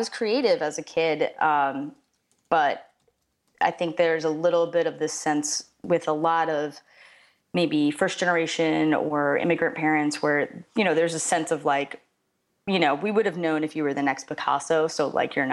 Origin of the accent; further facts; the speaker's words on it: United States; I grew up just, you know, 4 miles outside of Manhattan in a very Cuban neighborhood